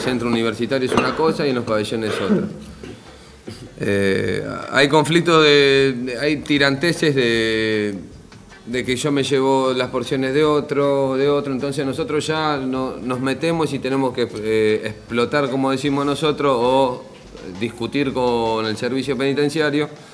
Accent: Buenos Aires, Argentina; por lo menos en mi barrio, yo soy de Soldati

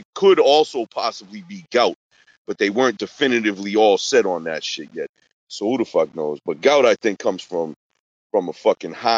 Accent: Boston, Massachusetts, United States; I'm from Boston

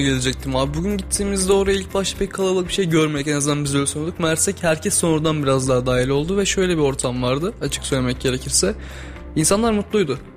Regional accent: Turkey; Biz Türk'üz

